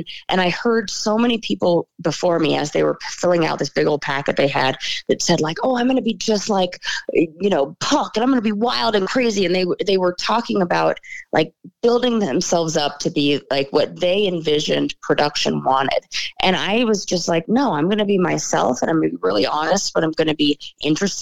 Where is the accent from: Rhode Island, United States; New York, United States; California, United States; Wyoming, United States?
California, United States; Los Angeles; also born or lived in San Francisco; I was born in Los Angeles, born and raised